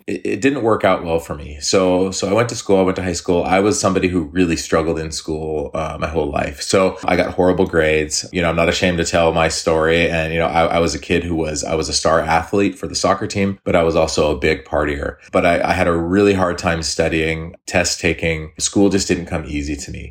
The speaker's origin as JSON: {"language": "English", "town": "Eugene", "region": "Oregon", "country": "United States", "tie": "born or raised there", "also_born_or_lived": "Hawaii", "said": "I grew up in Eugene. So I, I went to school here. I lived here for a long time, high school, a couple years of college."}